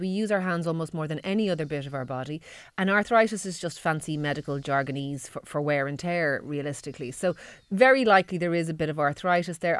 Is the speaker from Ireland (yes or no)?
yes; Ireland; We're Irish